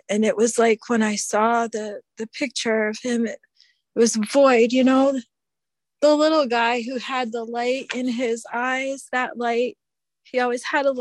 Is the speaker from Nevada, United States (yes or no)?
no; Connecticut, United States; moved away as an adult; also born or lived in Utah; now in Minnesota, United States; we're from Connecticut originally.